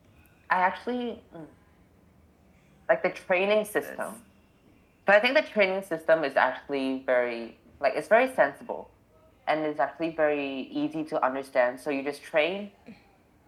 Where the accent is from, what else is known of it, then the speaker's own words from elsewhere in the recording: Hong Kong; now in Singapore; I'm actually from Hong Kong